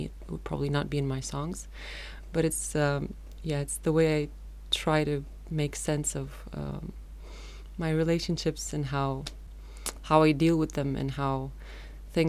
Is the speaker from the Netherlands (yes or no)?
no; Romania; I'm not from Bucharest, I'm from a small town.